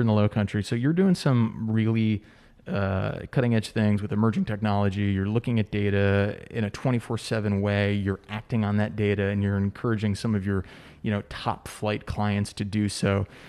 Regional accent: United States; also born or lived in New York City / San Diego; now in Charleston, United States; I grew up right outside New York City

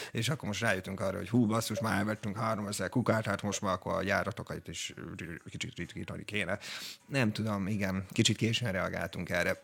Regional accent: Hungary; magyar vagyok

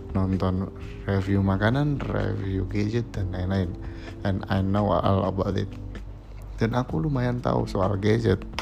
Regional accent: Kudus, Central Java, Indonesia; now in Semarang, Indonesia; aku berasal dari Kudus suatu kota terpencil nggak kecil banget sih tapi keren sih guys dia itu kabupaten yang kecil tapi sudah seperti kota Madia ya dan aku kuliah di Semarang

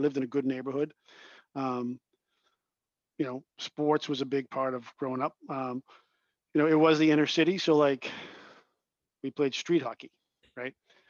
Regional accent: Boston, Massachusetts, United States; I grew up in Dorchester, which is a neighborhood in the city of Boston.

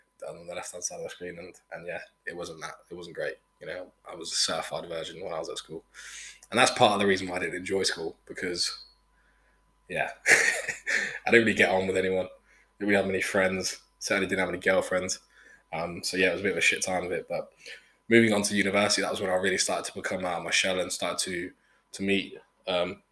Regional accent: Brackley, East Midlands, United Kingdom; also born or lived in Ingolstadt, Germany / Melbourne, Australia; from Brackley, my hometown

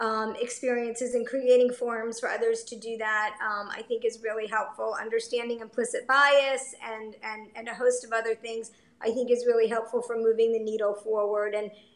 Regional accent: Coral Springs, Florida, United States; moved away as an adult; also born or lived in Binghamton, New York / Chicago; We were there for 5 years and loved it. And and then moved home actually, because I grew up down here. I grew up in Coral Springs.

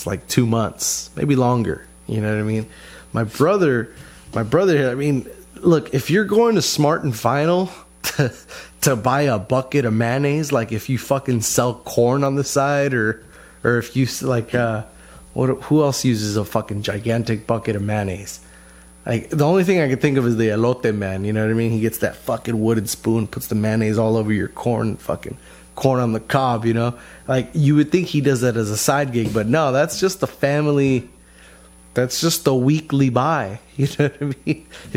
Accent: United States; we're American

